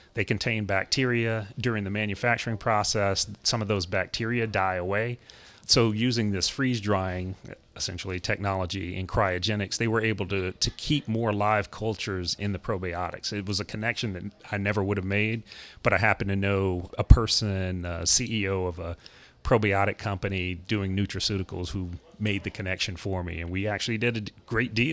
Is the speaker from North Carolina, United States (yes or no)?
yes; Durham, North Carolina, United States; moved away; So Durham, North Carolina is my hometown. Grew up there